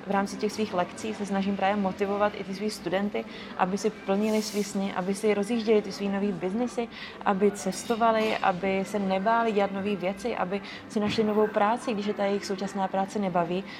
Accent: East Bohemia, Czechia; moved away as an adult; now in Prague, Czech Republic; přestěhovala do Prahy, jsem původně z východních Čech

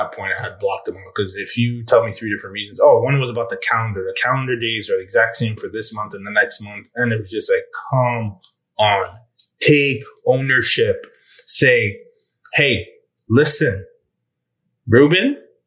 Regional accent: Normandy, France; I was born in Normandy and France

